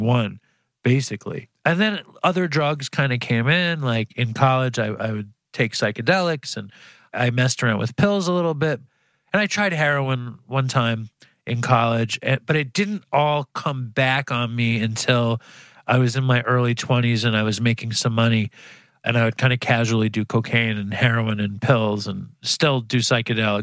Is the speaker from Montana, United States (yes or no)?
no; New York City, New York, United States; I grew up Jewish in Manhattan. Both my parents were teachers, and I grew up in a like kind of public housing in Chelsea